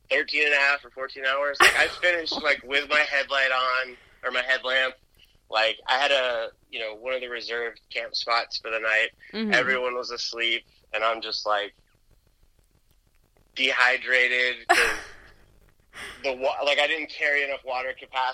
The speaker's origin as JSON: {"language": "English", "town": "Atlanta", "region": "Georgia", "country": "United States", "tie": "born or raised there", "also_born_or_lived": "Jersey City, New Jersey", "said": "I grew up in Atlanta."}